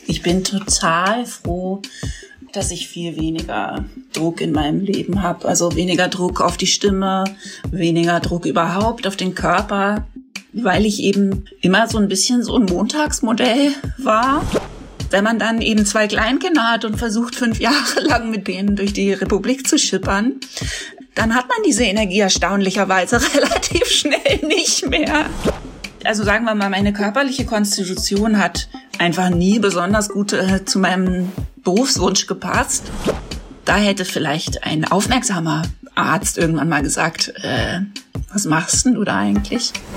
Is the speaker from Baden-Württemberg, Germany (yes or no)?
yes; Freiburg, Baden-Württemberg, Germany; now in Berlin, Germany; in den Süden, der ja meine alte Heimat ist